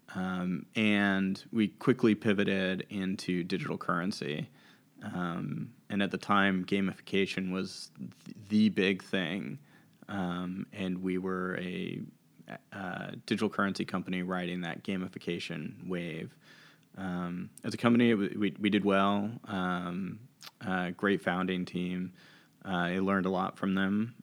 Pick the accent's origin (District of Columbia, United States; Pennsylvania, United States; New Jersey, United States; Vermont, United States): District of Columbia, United States; Washington; also born or lived in McLean, Virginia; I grew up in Washington, D C